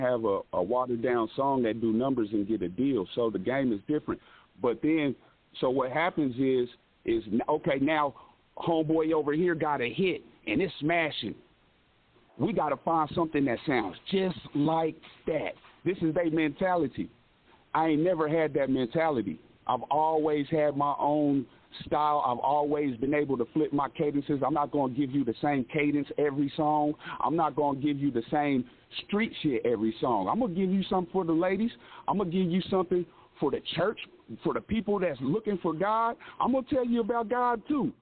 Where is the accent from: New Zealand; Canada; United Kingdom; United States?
United States; Lawrence, Kansas; I'm actually from Lawrence, Kansas. Um, I've stayed in Kansas City. I pretty much stayed all over Kansas